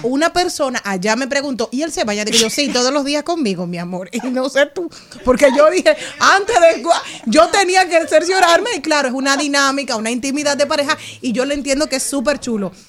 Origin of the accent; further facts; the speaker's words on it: Higüey, La Altagracia, Dominican Republic; yo soy de Higüey